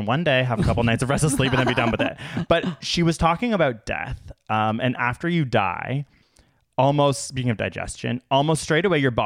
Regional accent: United States; As an American

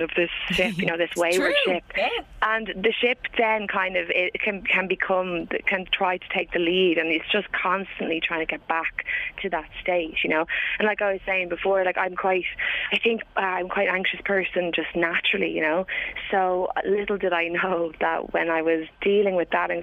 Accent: Leixlip, County Kildare, Ireland; I'm from Leixlip

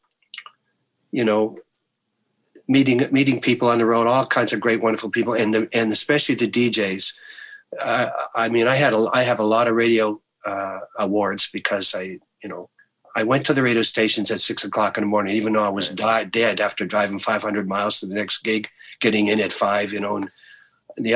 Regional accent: the Maritimes, Canada; I'm from the Maritimes.

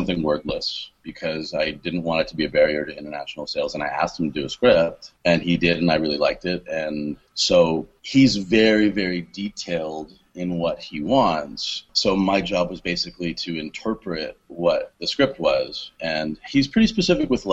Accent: Canada; moved away as an adult; now in Long Beach, United States; I am Canadian, okay. But I haven't lived there since 2001

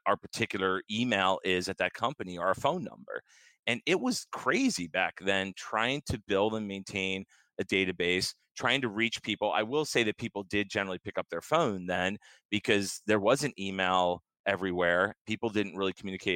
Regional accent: Lancaster, Pennsylvania, United States; That led me to a job at a company called Cardinal Technologies, which was in Lancaster, my hometown

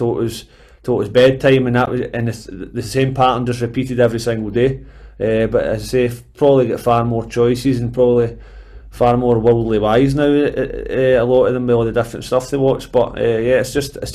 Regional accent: Airdrie, Scotland, United Kingdom; also born or lived in Bellshill; I'm actually Airdrie born and bred, because that was the closest hospital. But I've been an Airdrie man all my days

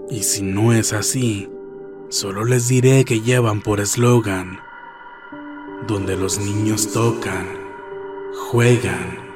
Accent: Mexico City, Mexico; Soy de la Ciudad de México antes Distrito Federal.

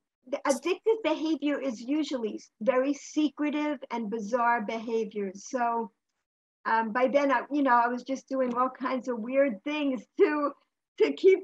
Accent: New York, United States; In New York.

